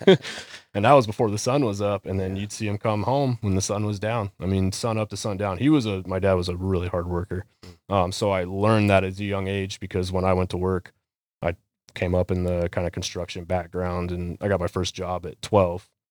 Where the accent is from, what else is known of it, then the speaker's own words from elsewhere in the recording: Las Vegas, Nevada, United States; moved away; also born or lived in Maricopa, Arizona; I grew up in Las Vegas, Nevada